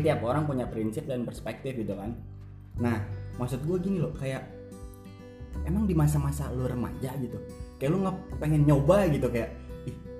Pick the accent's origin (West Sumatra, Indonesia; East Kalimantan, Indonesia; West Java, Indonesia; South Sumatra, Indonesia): West Java, Indonesia; Bogor; gue dari SD di Bogor gitu SD Bogor SMP Bogor sampai SMA gue Bogor